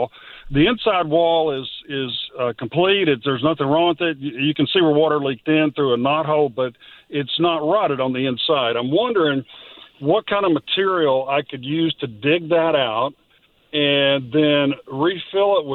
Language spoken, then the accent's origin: English; Austin, Texas, United States; I'm from Austin, Texas, and I'm in Dallas today